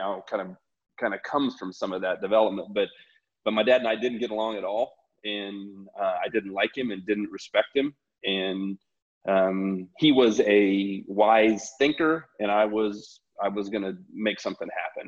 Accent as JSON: {"language": "English", "town": "Loveland", "region": "Colorado", "country": "United States", "tie": "born or raised there", "said": "I come from Colorado, from Loveland, Colorado. I grew up as one of four kids"}